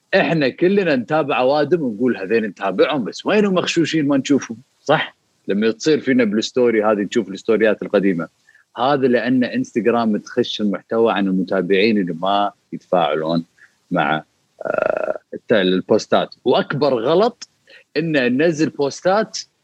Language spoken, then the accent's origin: Arabic; Kuwait; بالسوق المباركيه اللي عندنا بالكويت